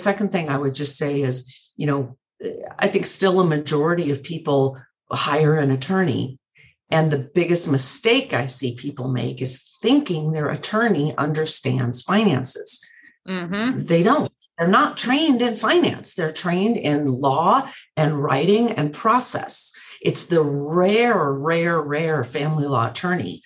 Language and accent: English; Montana, United States; moved away; I grew up in Montana